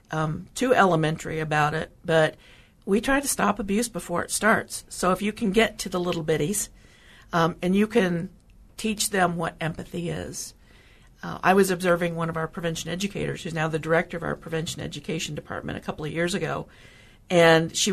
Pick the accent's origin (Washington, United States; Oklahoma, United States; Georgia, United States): Oklahoma, United States; moved away as an adult; I grew up in Oklahoma.